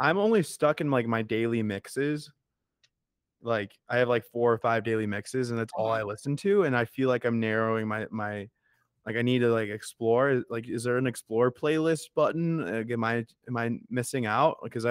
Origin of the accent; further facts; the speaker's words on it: Chicago, Illinois, United States; I'm from Chicago